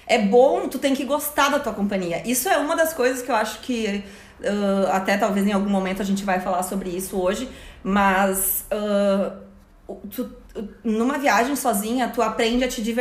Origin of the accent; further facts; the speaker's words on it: Brazil; todo mundo diz: gente, a gente é brasileiro a gente já vive num lugar perigoso, com assaltos e tudo mais.